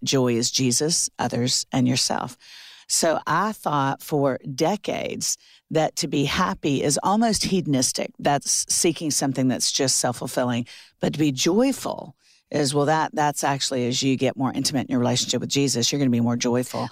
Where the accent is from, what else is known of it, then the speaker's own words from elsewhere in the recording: Orlando, Florida, United States; moved away as an adult; also born or lived in Alabama / South Carolina; now in Nashville, United States; I'm from Orlando, Florida.